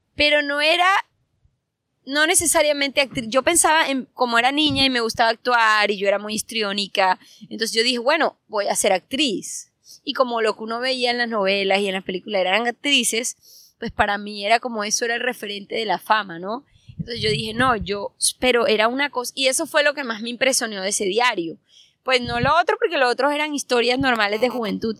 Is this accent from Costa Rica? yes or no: no; Santa Marta, Magdalena, Colombia; moved away; also born or lived in Bogotá / Argentina / New York; Yo soy de Santa Marta, pero yo vivía en diferentes partes. Yo vivía en Bogotá, en Argentina, en Nueva York.